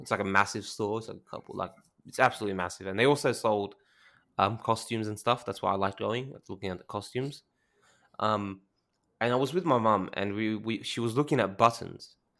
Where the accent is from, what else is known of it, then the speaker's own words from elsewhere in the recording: Australia; I'm Australian